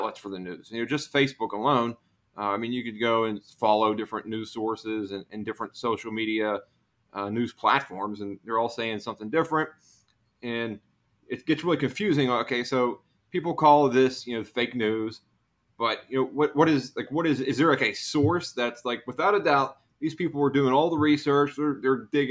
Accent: Pennsylvania, United States; I grew up in Pennsylvania

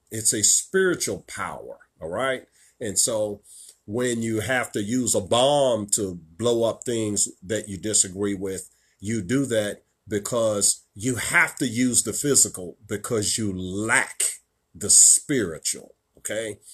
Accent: Richmond, Virginia, United States; right here in my hometown of Richmond, Virginia

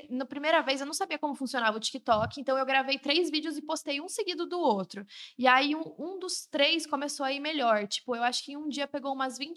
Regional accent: São Paulo, Brazil; E eu tava em casa, né? Eu sou do interior daqui de São Paulo, então eu tava na casa dos meus pais.

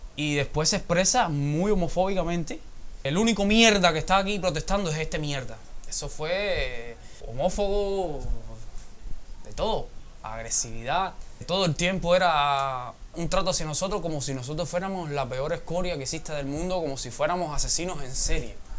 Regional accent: Cuba; yo como cubano, como joven que quiere un cambio

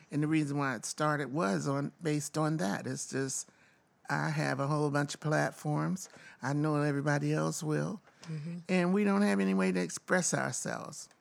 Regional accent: the South, United States; moved away; I was born in the South

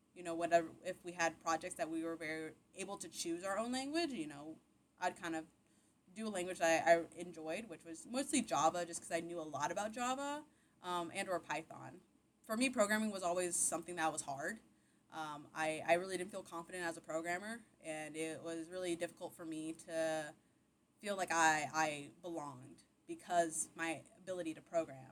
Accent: Buda, Texas, United States; also born or lived in Austin, Texas / Nacogdoches, Texas / Dallas, Texas; I'm originally from Austin, Texas, born and raised. Um, I grew up in Austin, around Austin, um, in a little town called Buda, Texas. Uh, it's where all my childhood was

